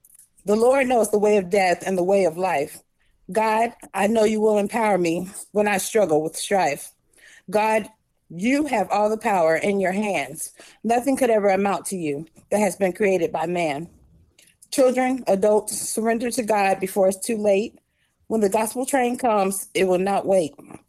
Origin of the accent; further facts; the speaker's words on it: St. Augustine, Florida, United States; In St. Augustine, Florida.